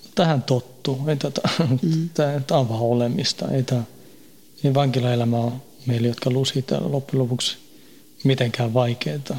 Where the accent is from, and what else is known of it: Stockholm suburb, Stockholm County, Sweden; born or raised there; moved away as an adult; now in Finland